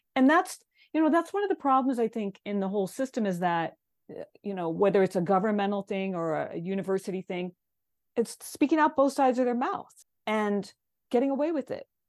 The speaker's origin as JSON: {"language": "English", "region": "Hawaii", "country": "United States", "said": "a Hawaiian person"}